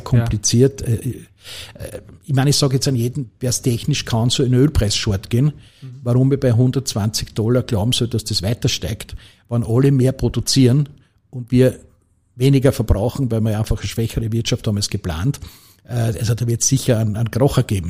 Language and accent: German; Lower Austria, Austria; ich bin halt als Niederösterreicher